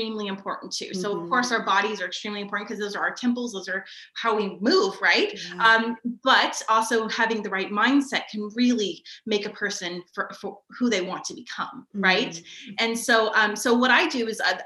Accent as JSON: {"language": "English", "town": "Sacramento", "region": "California", "country": "United States", "said": "I am from Sacramento, California"}